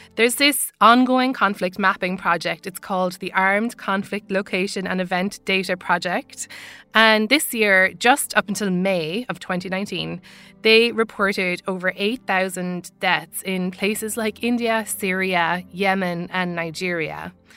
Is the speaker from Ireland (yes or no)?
yes; Ireland; accent: Irish; Now, as you can tell from my accent, I'm Irish. I grew up in the Republic of Ireland